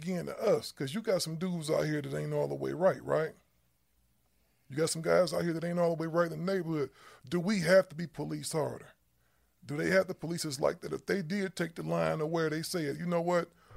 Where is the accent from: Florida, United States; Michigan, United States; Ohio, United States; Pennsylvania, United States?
Ohio, United States; Cleveland; I'm originally from Cleveland, Ohio